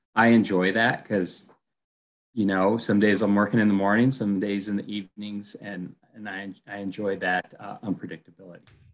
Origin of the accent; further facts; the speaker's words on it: Colorado, United States; also born or lived in Texas; I'm from Colorado